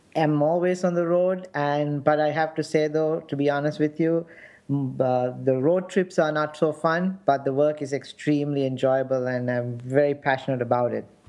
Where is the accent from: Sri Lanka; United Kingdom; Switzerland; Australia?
Sri Lanka; now in United States; my experience growing up in Sri Lanka and the conflict